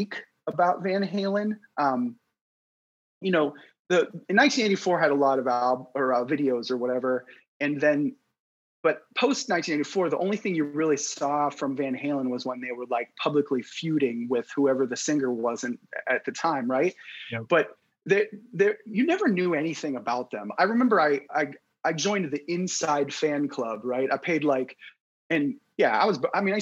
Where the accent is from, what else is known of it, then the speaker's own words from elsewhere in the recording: Youngstown, Ohio, United States; growing up I grew up in Youngstown